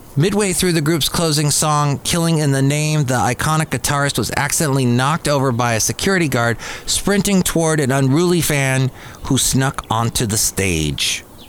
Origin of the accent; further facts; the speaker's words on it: Los Angeles, California, United States; growing up in the San Fernando Valley as a kid